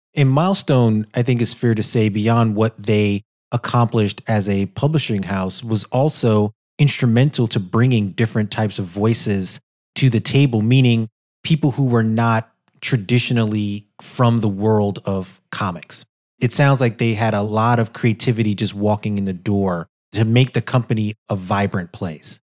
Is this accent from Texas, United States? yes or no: no; New York City, New York, United States; a black guy growing up in Brooklyn